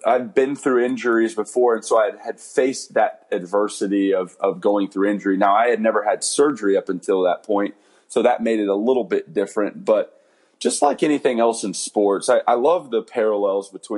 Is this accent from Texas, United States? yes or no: yes; San Antonio, Texas, United States; I'll get to play in San Antonio, which is my hometown